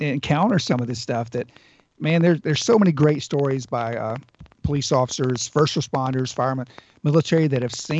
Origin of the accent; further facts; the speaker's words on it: Georgiana, Alabama, United States; We were having a family reunion at back home in my hometown, Georgiana